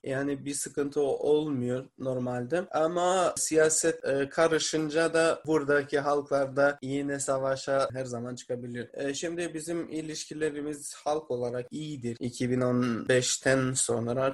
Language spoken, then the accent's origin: Turkish; Mitrovica, Kosovo; Kosovalıyım. Yani Mitrovica şehrinden geliyorum